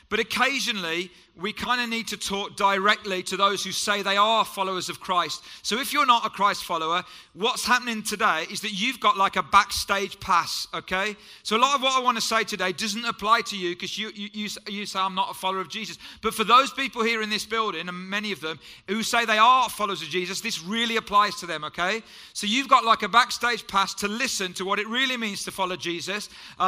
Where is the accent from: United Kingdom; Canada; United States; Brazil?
United Kingdom; Wolverhampton, West Midlands; My parents were born in Jamaica, came here in the 50s, and I was born in Wolverhampton, which is where I'm from.